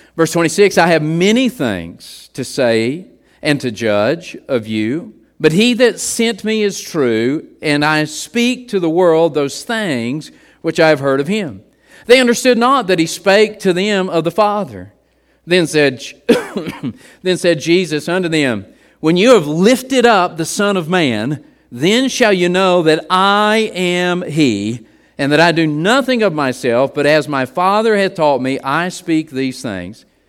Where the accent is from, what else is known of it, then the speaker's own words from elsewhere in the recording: West Virginia, United States; growing up in West Virginia